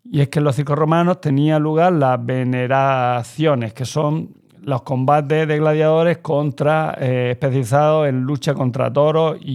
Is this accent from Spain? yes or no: yes; Spain; Yo es que soy indigenista, pero español. Soy Ibero.